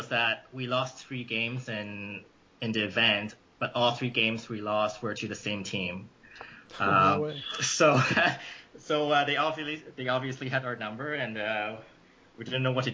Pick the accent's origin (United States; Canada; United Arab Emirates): Canada; Markham, Ontario; moved away as an adult; also born or lived in London, Ontario; now in Ottawa, Canada; I was from Markham originally, a suburb in Toronto. So I played my junior years there.